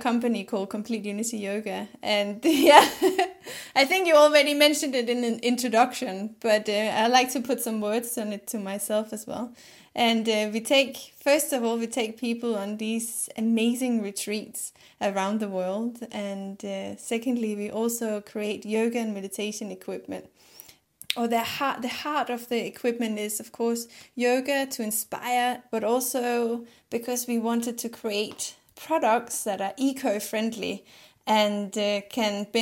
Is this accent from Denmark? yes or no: yes; Denmark; first language Danish; English is a second language; moved away; I'm brought up in Denmark, and Denmark is beautiful. So my first language is Danish